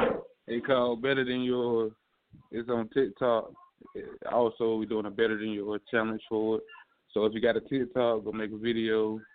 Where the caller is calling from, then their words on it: Newnan, Georgia, United States; I'm coming from Noonan, Georgia.